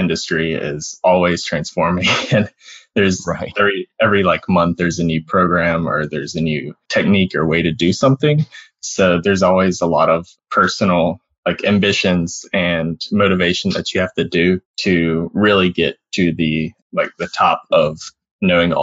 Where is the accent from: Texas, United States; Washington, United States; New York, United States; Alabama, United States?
Alabama, United States; moved away as an adult; also born or lived in Florida; I grew up in Alabama